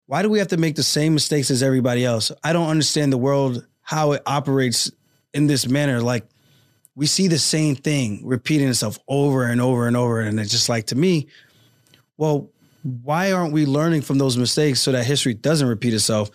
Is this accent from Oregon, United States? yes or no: no; Roosevelt, New York, United States; also born or lived in Uniondale, New York; I grew up in Roosevelt, New York, Long Island